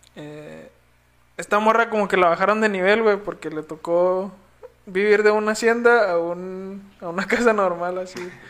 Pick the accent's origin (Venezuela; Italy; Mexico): Mexico; nacimos en México